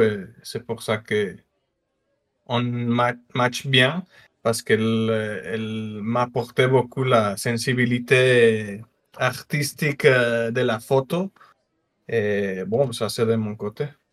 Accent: northern Mexico, Mexico; moved away; je suis mexicain, du nord du Mexique, euh, frontière avec les États-Unis

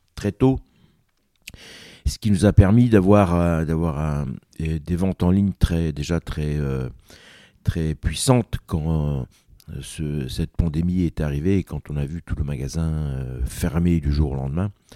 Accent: Cap Sizun, Brittany, France; j'y ai vécu toute mon enfance là-bas, dans le Cap Cisin Nord

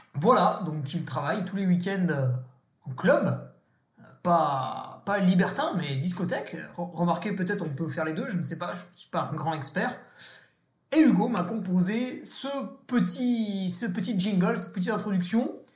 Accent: Savoy, Auvergne-Rhône-Alpes, France; Je suis savoyard

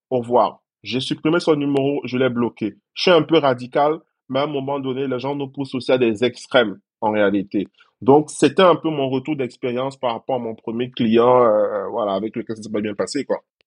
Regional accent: Cameroon; moved away as an adult; now in Côte d'Ivoire; J'ai dû quitter mon pays d'origine parce que je suis camerounais à la base

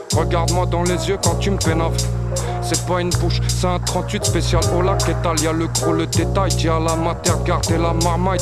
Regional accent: Seine-Saint-Denis, Île-de-France, France; je viens pas de Paris, je viens du 93.

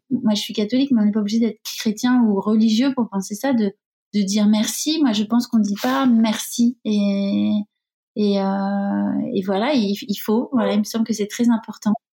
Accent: Bayonne, Nouvelle-Aquitaine, France; Je suis de Bayonne

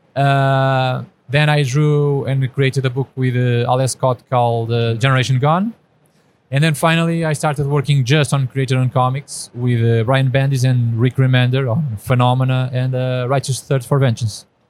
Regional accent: Portugal; I'm from Portugal, so a small country

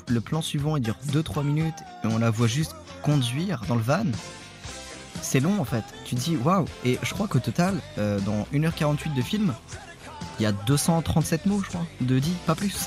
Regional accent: France; je suis français.

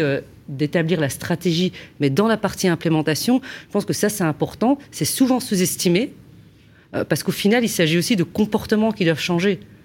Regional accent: Belgium; moi, je suis belge

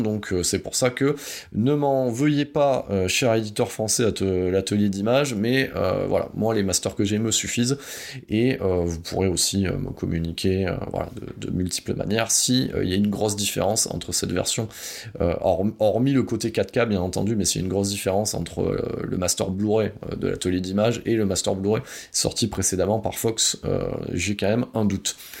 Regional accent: France; chez nous en France

